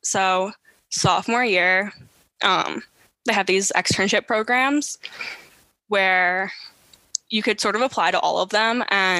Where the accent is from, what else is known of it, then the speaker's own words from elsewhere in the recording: Long Island, New York, United States; also born or lived in Boston; I'm from Long Island. Like, it's like close to home. I'm very comfortable in New York